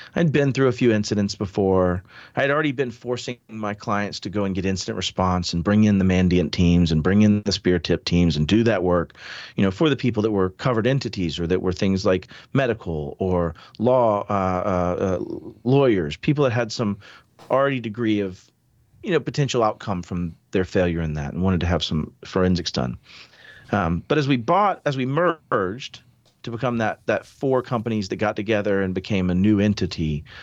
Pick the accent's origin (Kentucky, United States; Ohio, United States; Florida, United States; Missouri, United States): Florida, United States; Pensacola; I grew up in the South. I was from Pensacola initially